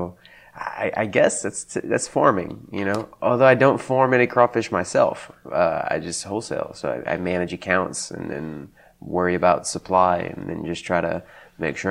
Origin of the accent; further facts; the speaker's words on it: south of Crowley, Lions Point, Louisiana, United States; I actually grew up south of Crowley in around a little area called Lions Point, which is not actually a city